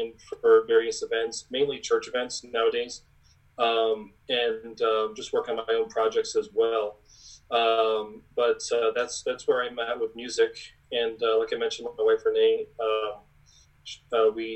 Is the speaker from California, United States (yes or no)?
no; Long Island, New York, United States; growing up in Strong Island